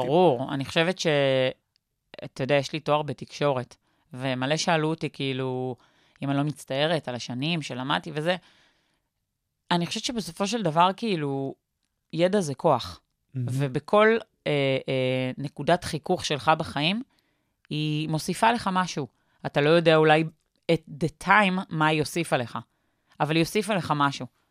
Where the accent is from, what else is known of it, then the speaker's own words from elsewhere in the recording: Petah Tikva, Central District, Israel; בפתח תקווה